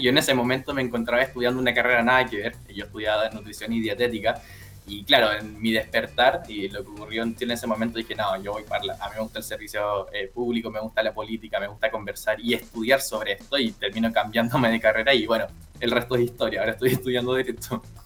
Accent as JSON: {"language": "Spanish", "town": "Punta Arenas", "region": "Magallanes and Chilean Antarctica", "country": "Chile", "tie": "born or raised there", "moved": "as an adult", "lives_now": "Viña del Mar, Chile", "said": "yo soy nacido, criado y educado en Punta Arenas"}